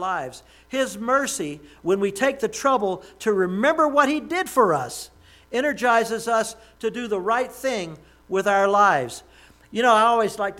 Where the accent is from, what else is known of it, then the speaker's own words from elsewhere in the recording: Jackson, Mississippi, United States; accent: southern; I have a southern accent. And I was raised in Jackson, Mississippi.